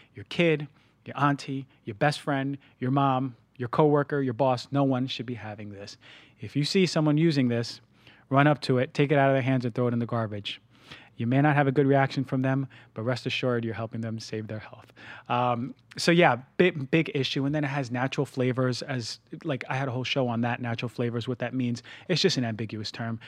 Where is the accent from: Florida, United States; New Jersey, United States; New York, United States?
New Jersey, United States; now in Los Angeles, United States; I'm from New Jersey